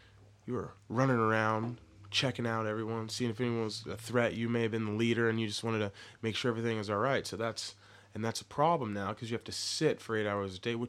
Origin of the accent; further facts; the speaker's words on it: Portland area, Oregon, United States; also born or lived in Texas; I was born in Texas and then right. moved up here. So I was in the Portland area